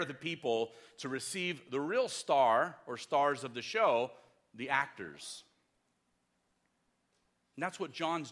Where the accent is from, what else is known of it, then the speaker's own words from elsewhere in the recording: Los Angeles, California, United States; I grew up in Los Angeles